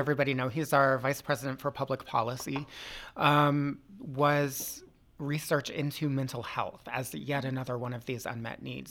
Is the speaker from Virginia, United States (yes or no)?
yes; Loudoun County, Northern Virginia, United States; I grew up in Northern Virginia, too, in Loudoun County.